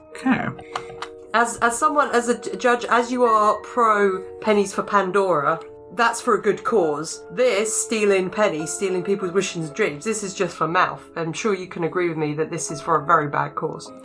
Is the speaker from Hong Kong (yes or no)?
no; England, United Kingdom; I'm I'm English